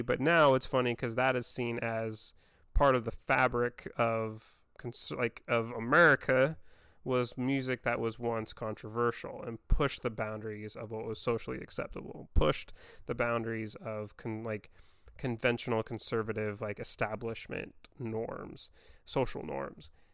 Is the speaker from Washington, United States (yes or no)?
yes; Vancouver, Washington, United States; growing up in Vancouver, Washington